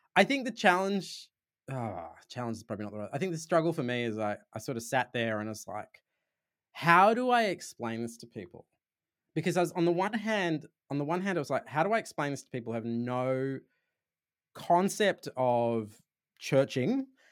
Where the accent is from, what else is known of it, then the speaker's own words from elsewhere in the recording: Sydney, New South Wales, Australia; accent: Australian; I'm from Sydney, so, in, in Australia